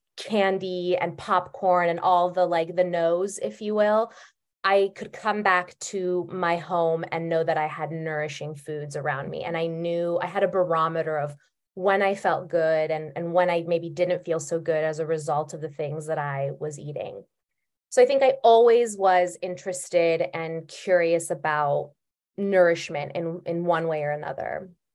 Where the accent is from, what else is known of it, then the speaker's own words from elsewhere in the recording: Bay Area, California, United States; I grew up in the Bay Area